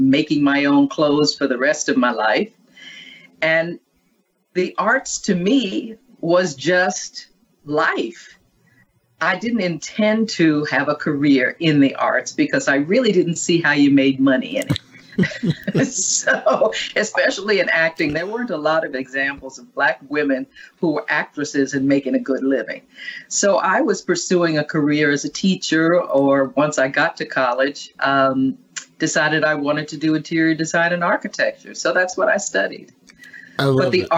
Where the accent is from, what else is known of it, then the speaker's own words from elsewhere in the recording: New York City, New York, United States; I was born and raised in Manhattan and grew up in what is now called the Projects